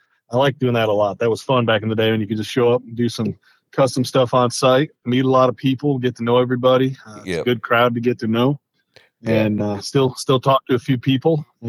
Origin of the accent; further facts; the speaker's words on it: upstate New York, United States; Grew up in upstate New York on a farm. Joined the military when I was 19.